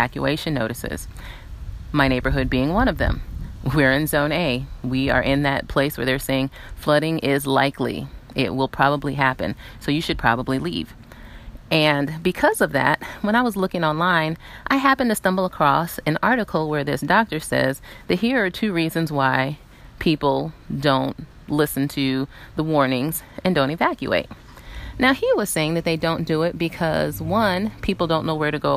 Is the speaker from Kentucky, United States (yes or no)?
no; South Carolina, United States; I grew up in South Carolina and hurricanes happened often